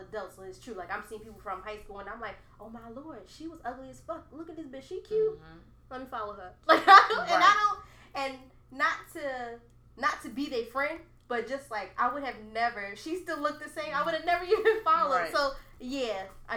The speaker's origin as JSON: {"language": "English", "town": "Bloomfield", "country": "United States", "tie": "born or raised there", "said": "I grew up in Bloomfield. All my school was in Bloomfield"}